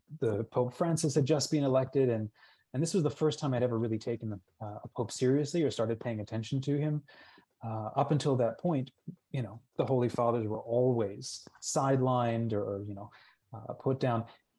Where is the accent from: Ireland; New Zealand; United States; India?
New Zealand; born there; And we've moved all over the world. Like I was born in New Zealand.